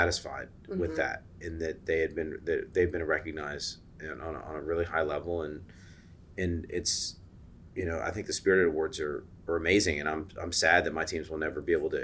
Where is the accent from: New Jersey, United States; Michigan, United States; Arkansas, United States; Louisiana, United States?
Louisiana, United States; New Orleans; also born or lived in New York; I was living in New York, but I'm from New Orleans